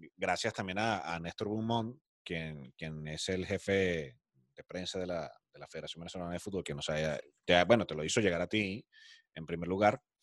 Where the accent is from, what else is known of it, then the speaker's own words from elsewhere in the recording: Andes, Venezuela; como yo que somos de los Andes